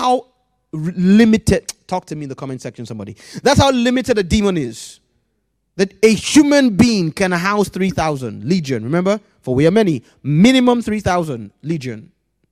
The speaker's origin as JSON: {"language": "English", "country": "Nigeria", "tie": "born or raised there", "said": "growing up in Nigeria"}